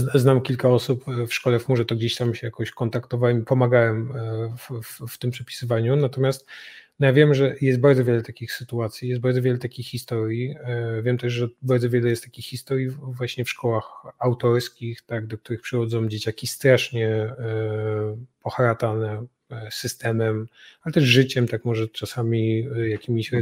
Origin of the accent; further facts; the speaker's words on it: Katowice, Silesian Voivodeship, Poland; placówkę w Katowicach, z czego się bardzo cieszę, bo to moje rodzinne miasto